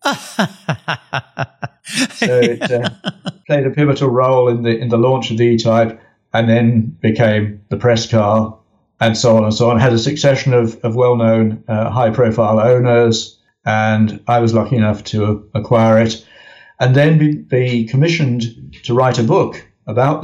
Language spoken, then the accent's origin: English; United Kingdom; I am very British